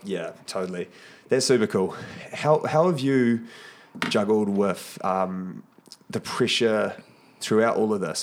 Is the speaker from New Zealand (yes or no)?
yes; New Zealand; I know as Kiwis